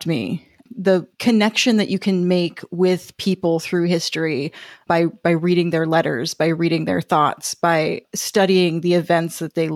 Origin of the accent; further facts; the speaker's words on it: Boston, Massachusetts, United States; now in Florida, United States; I grew up in Boston, which is very, very proud of its history